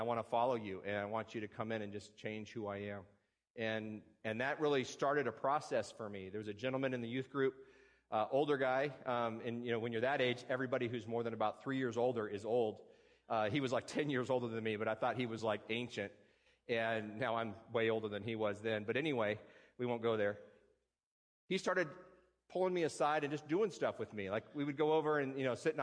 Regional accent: Tucson, Arizona, United States; moved away as an adult; also born or lived in West Virginia; now in Alaska, United States; I can claim West Virginia as my home state, but I grew up in Tucson, Arizona

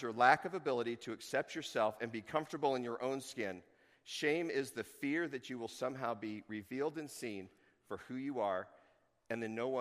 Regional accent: Tucson, Arizona, United States; now in Chugiak, United States; growing up in Tucson, I would speak Spanish, but I didn't

